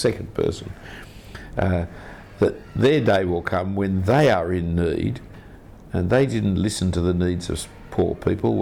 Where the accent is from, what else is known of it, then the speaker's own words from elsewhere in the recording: Australia; being an Australian